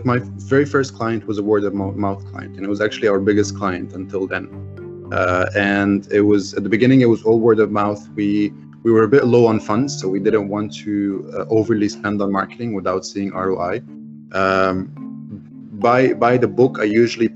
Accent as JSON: {"language": "English", "country": "Egypt", "second_language": "English", "said": "being Egyptian"}